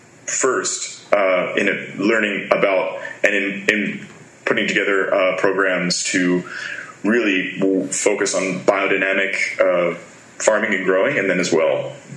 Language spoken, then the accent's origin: English; New Jersey, United States; I grew up in South New Jersey. So I have a very neutral accent now from singing mostly and traveling the world, that I don't really talk like I'm from Philadelphia.